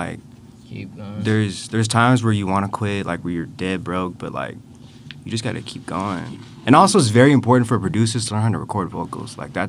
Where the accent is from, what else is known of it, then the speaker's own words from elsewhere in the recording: Antigua & Barbuda; I'm from Antigua.